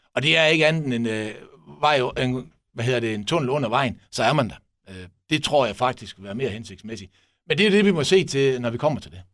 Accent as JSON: {"language": "Danish", "town": "Esbjerg", "region": "Southern Denmark", "country": "Denmark", "said": "vi som Esbjergenser"}